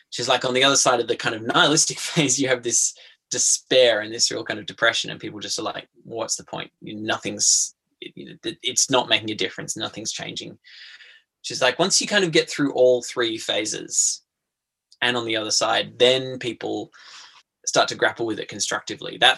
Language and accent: English; Australian Capital Territory, Australia; I'm from Ngunnawal country in, in the southeast.